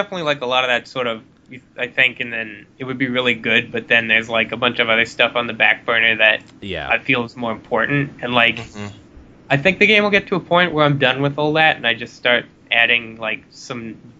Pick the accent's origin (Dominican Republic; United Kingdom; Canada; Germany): Canada